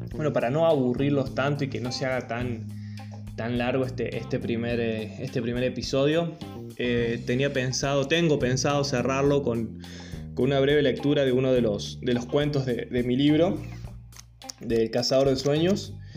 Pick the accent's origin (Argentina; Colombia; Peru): Argentina; a small town in the Sierras, interior of Córdoba; now in Córdoba, Argentina; soy cordobés, vivo hace 10 años en la ciudad de Córdoba capital. no soy nacido acá, nací en un pueblito en la Sierra, en el interior de Córdoba